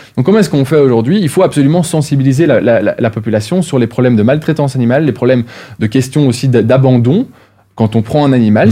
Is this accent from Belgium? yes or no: yes; Wallonia, Belgium; en Wallonie, là d'où je viens.